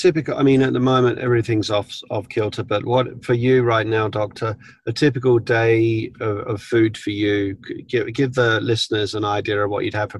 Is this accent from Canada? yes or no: no; England, United Kingdom; now in Los Angeles, United States; We're English people.